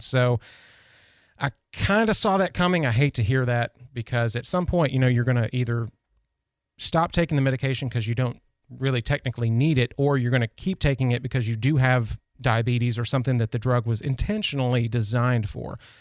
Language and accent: English; United States; being an American and being here in this country